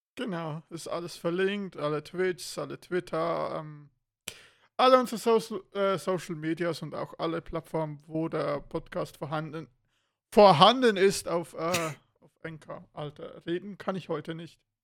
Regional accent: Switzerland; bei uns in der Schweiz

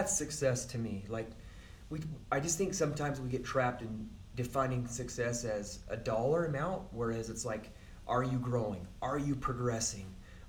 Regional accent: Utah, United States; I'm from Sanpete County.

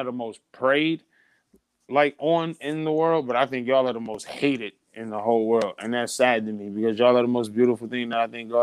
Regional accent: Midwest, United States; I'm from the Midwest

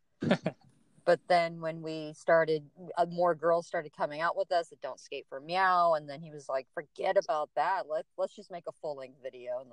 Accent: Southern California, United States; I'm born and raised in Southern California

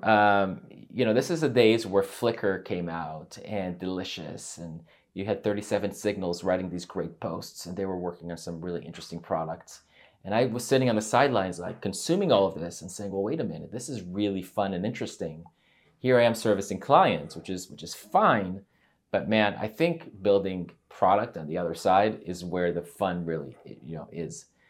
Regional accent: United States; also born or lived in Israel; I grew up there until the age of nine

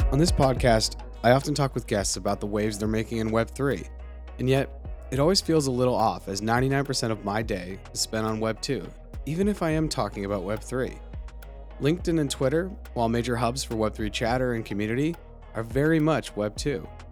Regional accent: near Harvard, Massachusetts, United States; I grew up near Harvard

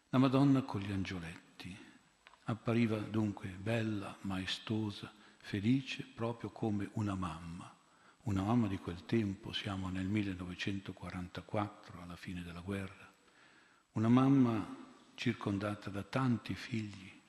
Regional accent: Milan, Lombardy, Italy; Io vengo da Milano, 25 anni fa, mi ricordo, l'oratorio era pieno di figli unici e di figlie uniche.

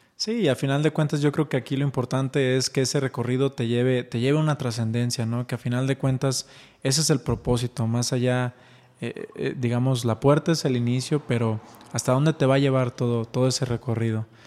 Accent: Ixtlán del Río, Nayarit, Mexico; now in Guadalajara, Mexico; Soy mexicano, soy nacido en Ixtlán del Río Nayarit, orgullosamente, pero actualmente radicamos en Guadalajara, Jalisco

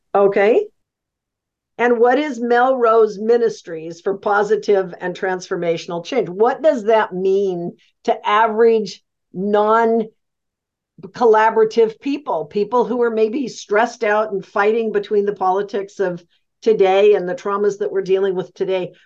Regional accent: the West, United States; I'm from the West.

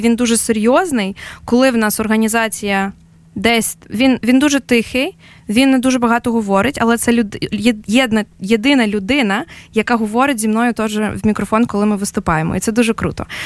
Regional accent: Ukraine; ми з України

